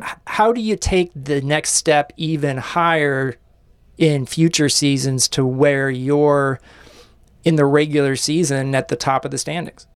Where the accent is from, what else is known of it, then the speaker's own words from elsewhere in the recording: Kansas City, Missouri, United States; I grew up in Kansas City